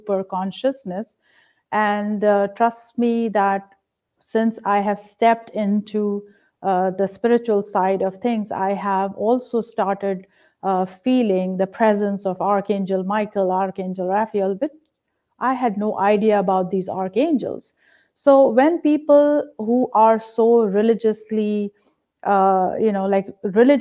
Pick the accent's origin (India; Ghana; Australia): India; now in Pennsylvania, United States; I was a very religious person growing up in a religious household in India